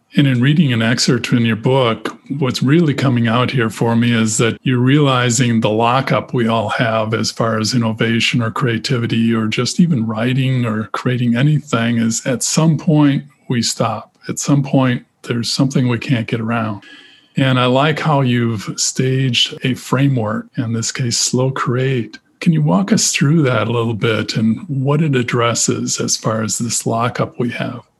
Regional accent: Wisconsin, United States; I grew up in Wisconsin

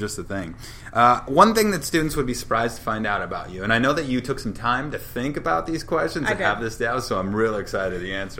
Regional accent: Shepherd, Montana, United States; moved away; I grew up in Shepherd, which is on the other side of Billings, but on the other side is Laurel

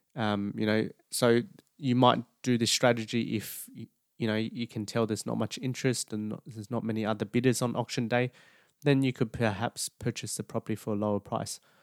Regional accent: New South Wales, Australia; New South Wales predominantly, just because that's my home state

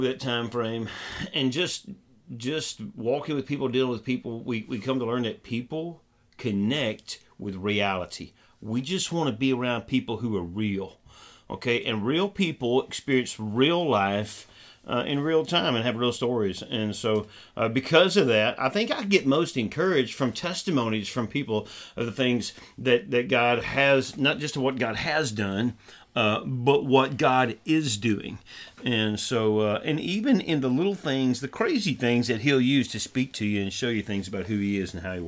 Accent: Southwest Arkansas, United States; now in Northeast Texas, United States; I grew up in Southwest Arkansas. Now my wife and I serve in Northeast Texas

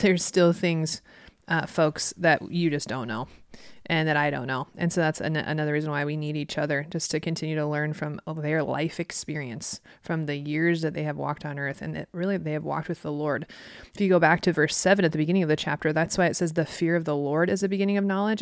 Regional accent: Midwest, United States; I grew up in the Midwest where there's a two-lane road

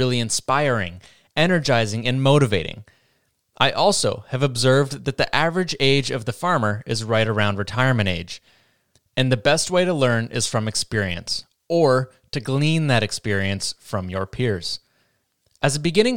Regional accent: Vermont, United States; I'm from Vermont, and the Northeast is made up of mostly small farms

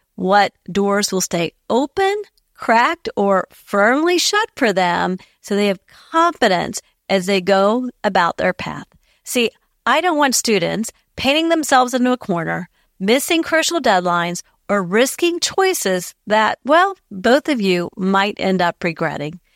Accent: Ohio, United States; my home state of Ohio

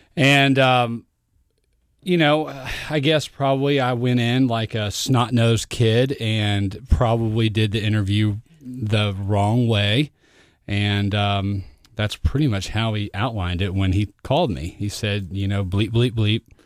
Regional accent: Fort Worth, Texas, United States; I grew up in Fort Worth, Texas.

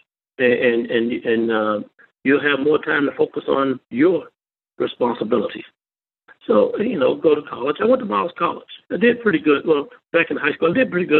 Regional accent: York, Alabama, United States; I grew up in the Millville community, which is outside of York, Alabama.

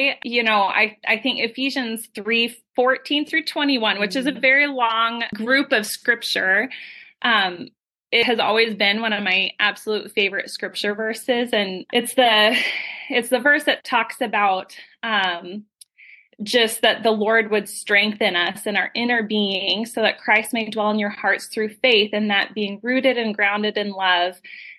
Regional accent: Colorado, United States; moved away as an adult; now in Las Vegas, United States; I'm from Colorado.

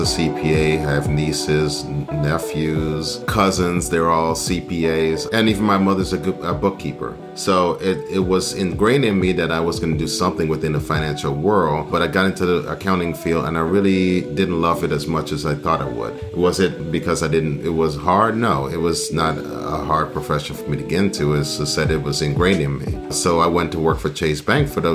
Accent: D.C. area, Maryland, United States; moved away as an adult; also born or lived in Guyana / South Carolina / Delaware; now in Tampa, United States; I was born in Guyana in South America. That's when I came to the United States when I was 10 years old, to the Maryland, D.C. area. It was a very hustle bustle, you know, but that was where I spent most of my elementary school, middle school, high school

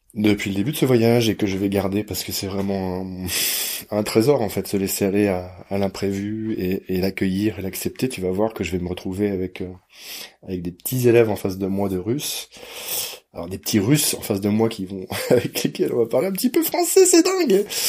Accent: France; je suis français

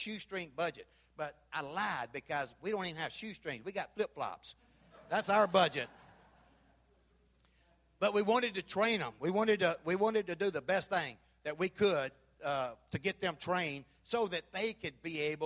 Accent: Memphis, Tennessee, United States; moved away as an adult; now in Belize; I'm from Memphis.

